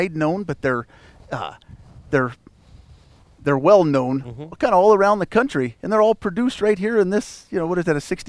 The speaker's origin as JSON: {"language": "English", "town": "Avondale", "region": "Colorado", "country": "United States", "tie": "born or raised there", "said": "I was born and raised in Avondale, Colorado"}